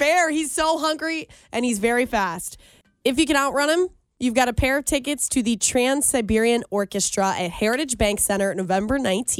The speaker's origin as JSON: {"language": "English", "town": "Colerain Township", "region": "Ohio", "country": "United States", "said": "We're not from anywhere. We're just from Colerain."}